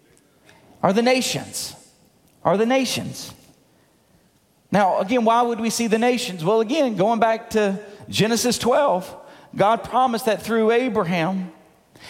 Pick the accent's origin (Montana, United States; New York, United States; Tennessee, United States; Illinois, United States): Tennessee, United States; Munford; Now, I come from Mumford, Tennessee. Where's Mumford? Well, outside of Memphis, rural. I grew up on a dirt road.